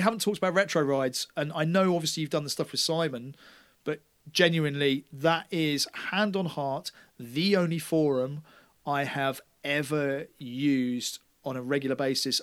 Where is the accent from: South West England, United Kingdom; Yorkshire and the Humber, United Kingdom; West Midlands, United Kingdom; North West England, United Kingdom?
South West England, United Kingdom; Taunton; they were like, "Where are you from?" And I went, "Taunton."